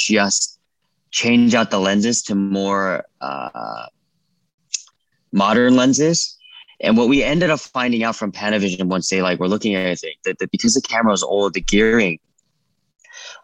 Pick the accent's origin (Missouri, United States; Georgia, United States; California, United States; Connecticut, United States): California, United States; I'm from California